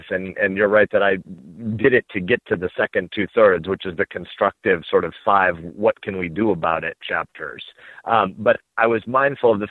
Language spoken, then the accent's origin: English; Nebraska, United States; moved away as an adult; We live back in my hometown now in Nebraska, a farm town about an hour outside of Omaha.